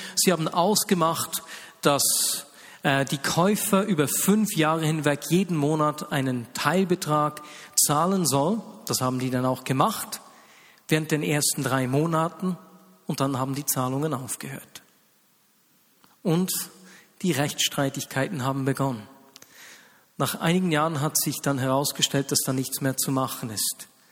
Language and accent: German; Switzerland; hier bei uns in der Schweiz